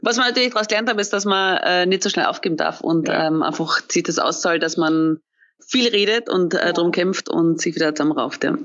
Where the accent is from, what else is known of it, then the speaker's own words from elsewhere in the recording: Austria; now in Munich, Germany; bin ja eigentlich Österreicherin, Fillerin, bin nach München gezogen